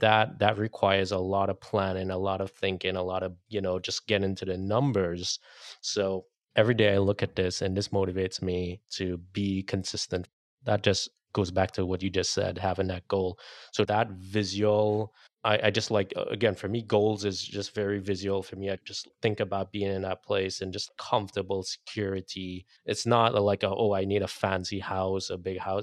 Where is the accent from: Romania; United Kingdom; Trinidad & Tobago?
Trinidad & Tobago; now in United States; I grew up in Trinidad and Caribbean, didn't have much, but when I came to the U S